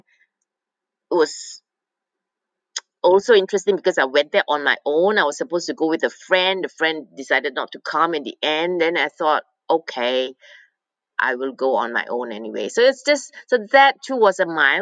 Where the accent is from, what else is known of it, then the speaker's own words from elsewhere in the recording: Malaysia; moved away as an adult; now in Norway; I was born in Malaysia. I came to Norway, and as an exchange student when I was 18